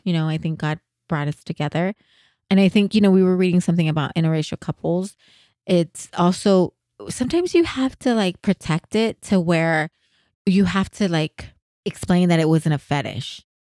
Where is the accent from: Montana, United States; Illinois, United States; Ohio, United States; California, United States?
California, United States; San Jose; I'm from San Jose